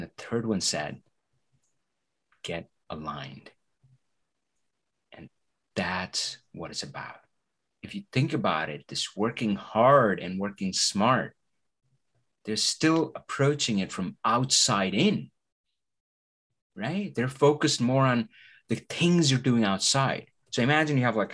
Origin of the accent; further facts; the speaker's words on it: India; English is a second language; moved away; I come from India, right? So English is not my native language.